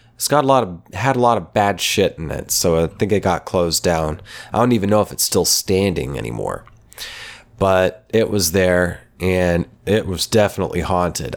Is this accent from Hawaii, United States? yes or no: no; Oklahoma, United States; my hometown in Oklahoma